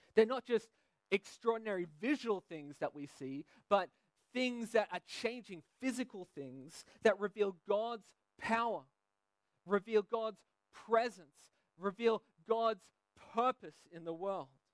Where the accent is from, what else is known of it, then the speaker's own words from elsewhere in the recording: Sydney, New South Wales, Australia; now in Belgium; I'm from Sydney, Australia